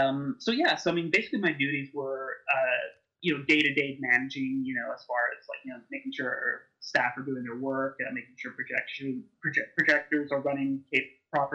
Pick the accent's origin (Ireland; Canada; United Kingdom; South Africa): Canada; Montreal, Quebec; moved away; also born or lived in Toronto; I was from Montreal, where we have this tradition of midnight movies, and that didn't seem to really exist in Toronto